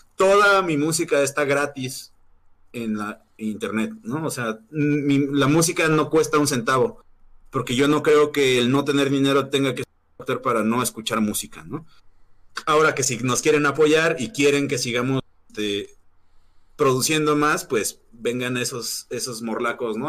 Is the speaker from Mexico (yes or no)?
yes; Mexico; also born or lived in Morelia, Michoacán / Mexico City; los mexicanos somos así, eh, los mexicanos tenemos como